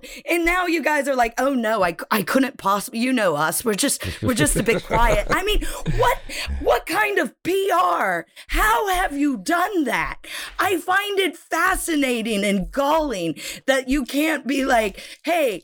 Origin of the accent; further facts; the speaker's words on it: United States; moved away as an adult; now in United Kingdom; I am American and I live in the UK, have for 8 years now